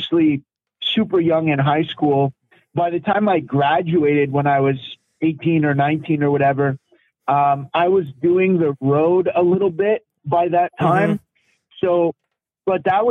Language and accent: English; London, Ontario, Canada; my hometown, London, Ontario